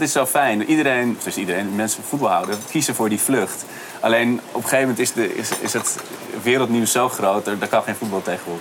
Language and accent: Dutch; Amsterdam, North Holland, Netherlands; ik ben zelf geboren in de Bijlmer